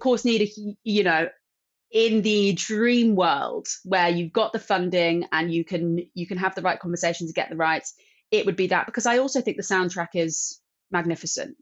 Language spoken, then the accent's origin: English; London, United Kingdom; growing up in London